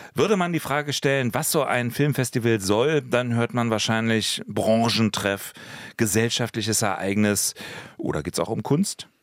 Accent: Berlin, Germany; auch als gebürtiger Berliner

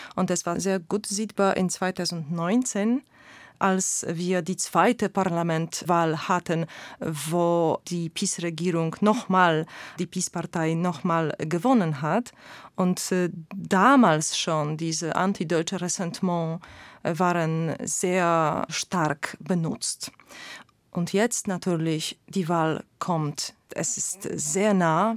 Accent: Poland; also als Polin, ich komme aus einem polarisierten Land.

